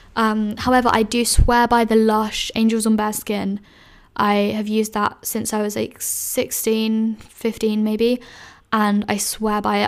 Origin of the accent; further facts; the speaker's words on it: London, United Kingdom; moved away as an adult; I loved growing up in London